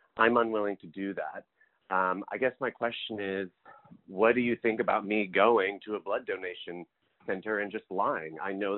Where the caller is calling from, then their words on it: New York City, New York, United States; I'm calling from Brooklyn, New York.